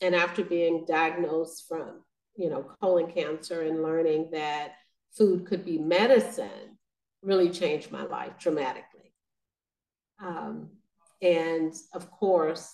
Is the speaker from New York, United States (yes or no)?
no; Arkansas, United States; now in Kansas City, United States; I'm originally from Arkansas